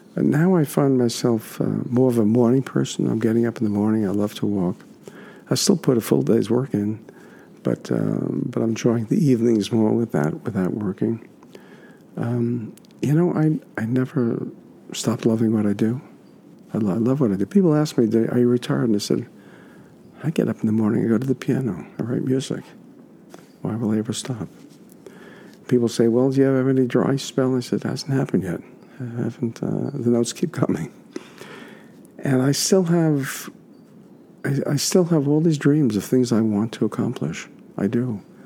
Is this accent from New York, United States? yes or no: yes; New York City, New York, United States; my hometown